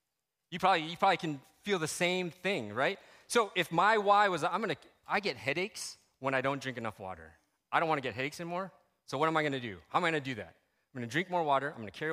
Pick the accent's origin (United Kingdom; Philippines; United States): Philippines; People called me …, right? I'm Filipino.